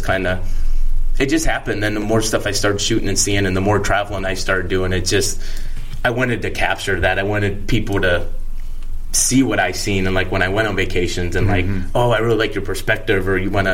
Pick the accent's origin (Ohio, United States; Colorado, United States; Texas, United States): Ohio, United States; Akron; moved away as an adult; now in Las Vegas, United States; Originally from Ohio